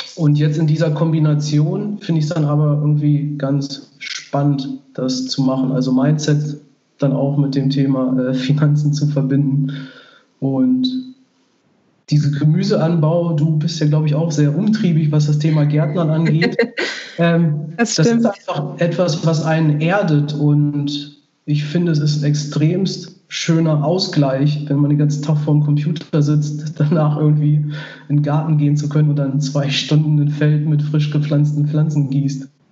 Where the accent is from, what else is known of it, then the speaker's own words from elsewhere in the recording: Göttingen area, Lower Saxony, Germany; das Jahr, wo ich jetzt wieder hier zurück in Göttingen bin, wohne ich dann auch mhm. wieder in meinem Heimatdorf, ähm, direkt neben meinen Eltern im Haus von meinen Großeltern.